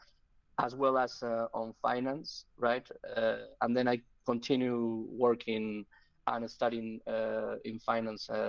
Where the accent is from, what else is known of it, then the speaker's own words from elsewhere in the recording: Spain; I'm from Spain.